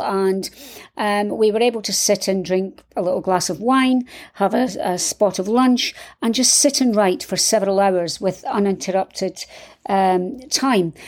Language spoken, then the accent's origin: English; Scotland, United Kingdom; I'm from Scotland